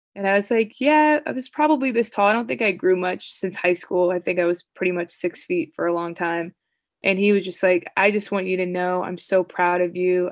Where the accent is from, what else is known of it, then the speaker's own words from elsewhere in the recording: United States; also born or lived in Greece / Italy / Spain; As an American, even though I was technically a European player